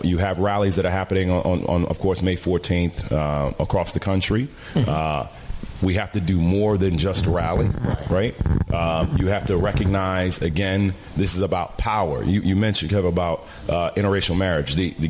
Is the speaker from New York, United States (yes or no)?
yes; New York City, New York, United States; I'm a cat from the Bronx all day, every day